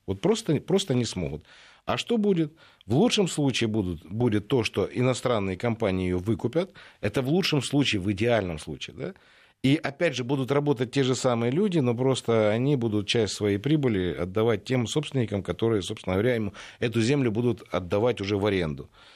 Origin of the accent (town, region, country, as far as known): Ukraine; now in Russia